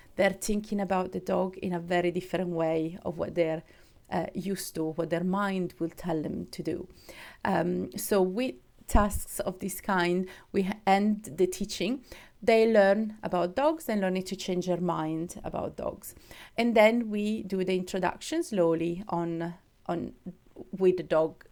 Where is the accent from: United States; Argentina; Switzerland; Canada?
Switzerland; moved away; I'm, I'm from Switzerland